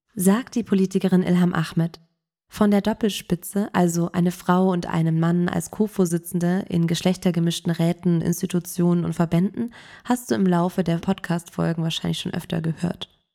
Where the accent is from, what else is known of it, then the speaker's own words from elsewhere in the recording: Germany; bei uns in Deutschland